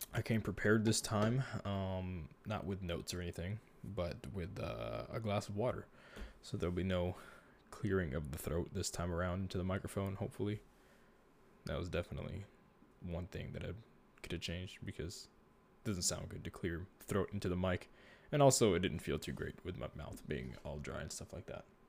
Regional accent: Texas, United States; born or raised there

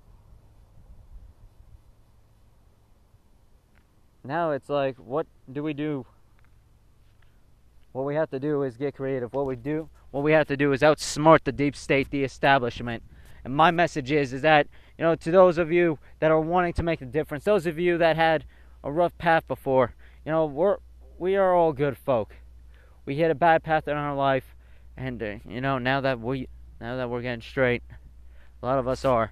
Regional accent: United States; I am an American

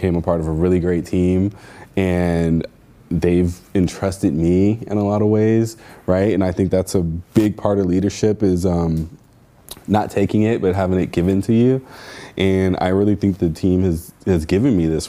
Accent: Santa Monica, California, United States; I grew up in Santa Monica

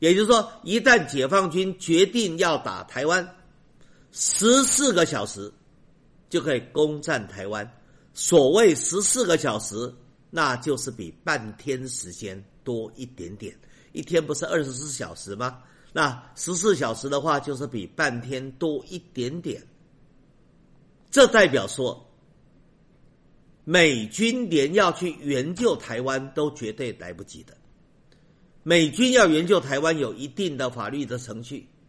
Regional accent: China; 我不与苟同。我们中国人厚道，所以我先从好的来说。

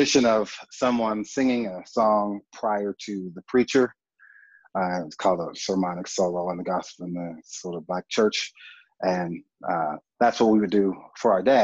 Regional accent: Oklahoma City, Oklahoma, United States; now in Albuquerque, United States; grew up in Oklahoma City, and I was born and raised there

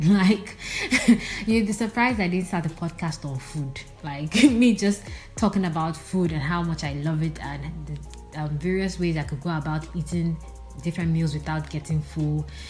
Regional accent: Nigeria; also born or lived in Port Harcourt, Rivers State / Nsukka, Enugu State; I'm Nigerian, currently residing in the city of Port Harcourt, River State

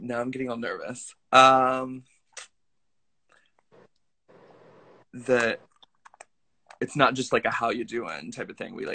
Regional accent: Kansas, United States; moved away as an adult; also born or lived in Long Beach, California; now in Brooklyn, United States; I live in Brooklyn. I've been out here for 7 years, but I'm from Kansas

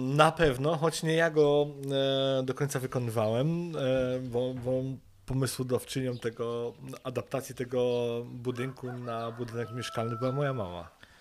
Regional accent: Wrocław, Lower Silesian Voivodeship, Poland; moved away as an adult; now in Sokołowiec, Poland; pochodzimy z Wrocławia

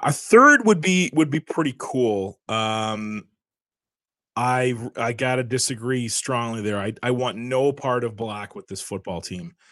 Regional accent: Canada; a lot of us are very proud to be Canadian.

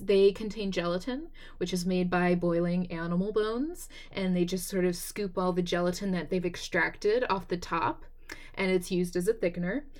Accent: Texas, United States; I'm from Texas

